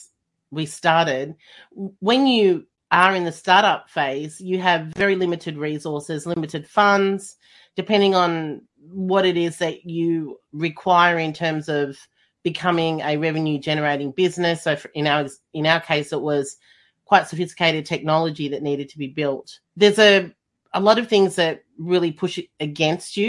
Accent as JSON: {"language": "English", "town": "Melbourne", "region": "Victoria", "country": "Australia", "said": "I'm from Melbourne, and Melbourne was the most lockdown city in the world."}